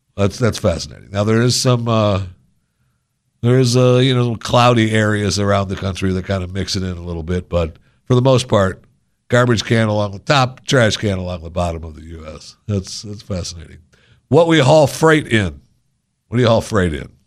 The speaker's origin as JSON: {"language": "English", "region": "Michigan", "country": "United States", "tie": "born or raised there", "also_born_or_lived": "Florida", "moved": "yes", "said": "I grew up in Michigan"}